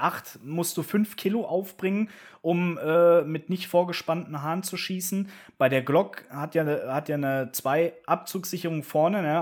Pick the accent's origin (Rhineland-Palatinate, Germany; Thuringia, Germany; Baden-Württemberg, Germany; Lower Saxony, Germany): Rhineland-Palatinate, Germany; Koblenz; meine Heimatstadt Koblenz